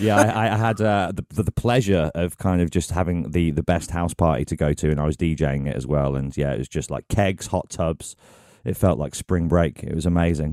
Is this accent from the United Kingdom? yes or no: yes; England, United Kingdom; I've ever felt pride over being English